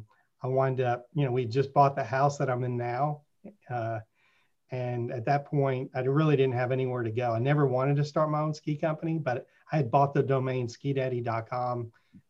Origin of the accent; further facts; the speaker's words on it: Richardson, Texas, United States; also born or lived in New York; I grew up in Richardson and went to Pierce High School in Richardson